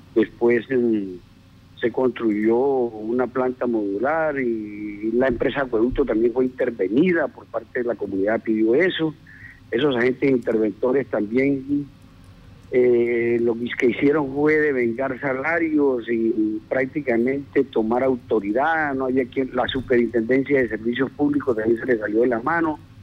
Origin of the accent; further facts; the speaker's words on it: Costeño, Caribbean coast, Colombia; moved away; yo me considero yo paleño, a pesar de que yo soy costeño, yo vivo aquí hace 28 años